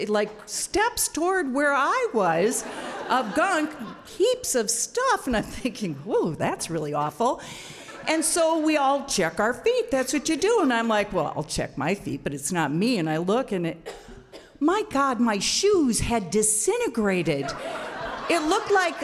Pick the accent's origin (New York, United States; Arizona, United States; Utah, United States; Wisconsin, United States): Wisconsin, United States; here I am from Wisconsin